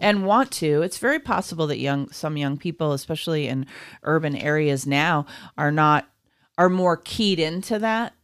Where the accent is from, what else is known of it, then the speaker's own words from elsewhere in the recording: United States; as an American who does not have a lot of exposure to Korean culture